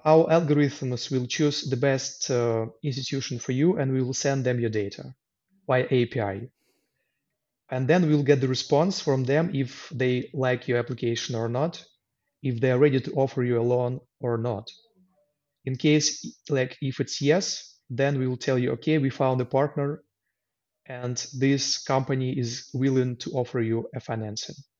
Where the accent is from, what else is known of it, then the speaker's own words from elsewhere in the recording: Luhansk, Luhansk Oblast, Ukraine; English is a second language; moved away as an adult; also born or lived in Kyiv, Ukraine; now in Poland; I was born in Lugansk in the east part of Ukraine. And in 2014, after uh, some internal separatist movement, I had to leave my home city and move to Kiev